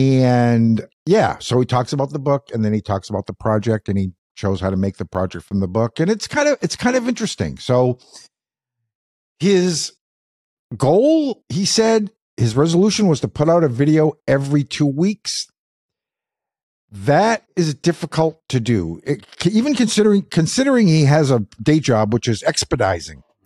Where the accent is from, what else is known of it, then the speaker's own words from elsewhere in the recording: Madawaska, Maine, United States; I was born in Madawaska.